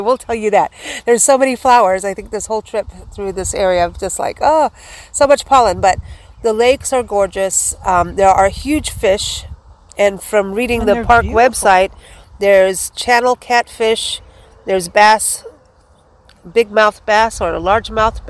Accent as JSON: {"language": "English", "region": "Southwest", "country": "United States", "said": "You know, we come from the Southwest, you know, and we know the roadrunners do not belong out here."}